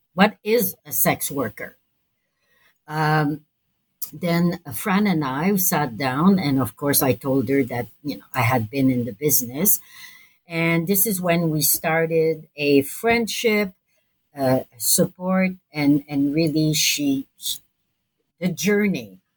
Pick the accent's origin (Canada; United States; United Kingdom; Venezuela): Canada; Montreal, Quebec; I'm from Montreal